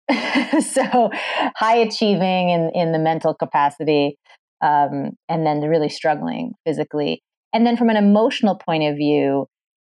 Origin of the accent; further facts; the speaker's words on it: Massachusetts, United States; I grew up in Massachusetts